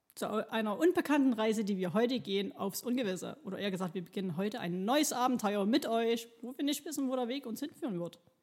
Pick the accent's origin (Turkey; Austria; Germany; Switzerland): Germany; Chemnitz, Saxony; noch geboren, wo es noch Karl-Marx-Stadt mhm. hieß. Ähm, bin hier groß geworden